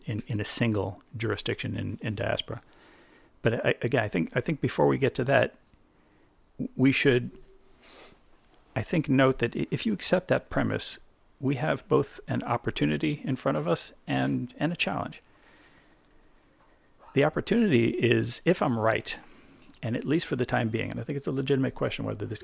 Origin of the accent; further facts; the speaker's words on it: New Hampshire, United States; I grew up in New Hampshire, in a place without not that many Jews